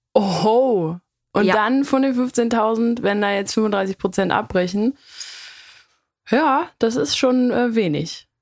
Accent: North Rhine-Westphalia, Germany; wir kommen ja aus NRW und zwar aus einem Teil, wo es schwierig ist mit Ch und Sch.

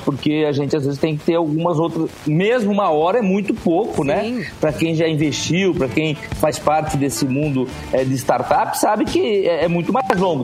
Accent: Rio Grande do Norte, Brazil; Eu sou do Rio Grande do Norte, o segundo estado que mais produz castanha de caju no Brasil

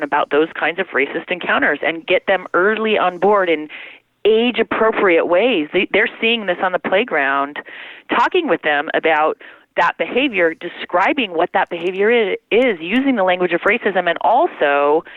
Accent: Denver, Colorado, United States; I grew up in Denver, Colorado

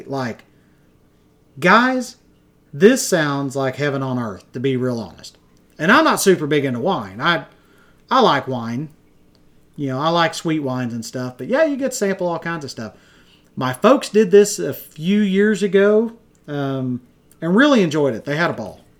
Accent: Henrietta, Texas, United States; also born or lived in Wichita Falls, Texas; my hometown where I grew up is Henrietta, which is just 20 miles east of here, but live in the big city.

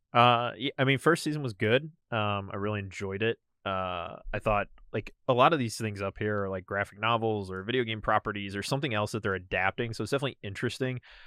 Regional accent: St. Louis, Missouri, United States; moved away as an adult; also born or lived in Denver / Texas; now in St. Louis, United States; I grew up in Saint Louis, Missouri, moved around a lot for work.

